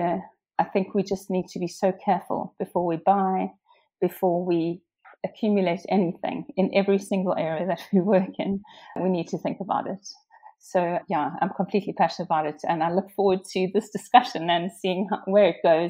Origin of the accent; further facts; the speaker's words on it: South Africa; moved away as an adult; now in Windsor and Maidenhead, United Kingdom; I come from South Africa. I left there when I was 30.